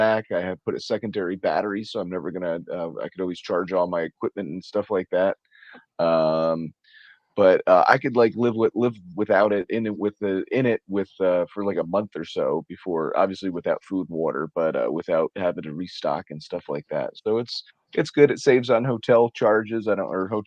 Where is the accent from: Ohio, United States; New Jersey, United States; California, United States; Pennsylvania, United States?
New Jersey, United States; I am from New Jersey, the wonderful, wonderful state, the Garden State of New Jersey